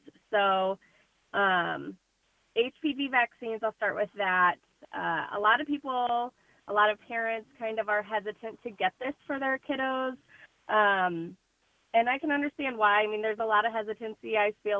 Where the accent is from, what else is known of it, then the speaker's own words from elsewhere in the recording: Princeton, Illinois, United States; all of us are from the area. I'm from Princeton